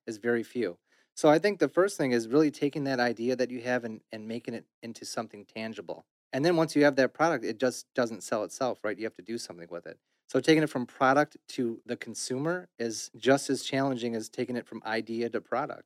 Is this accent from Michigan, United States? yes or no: yes; Detroit, Michigan, United States; I was born in Detroit, my business is Detroit, I live in Detroit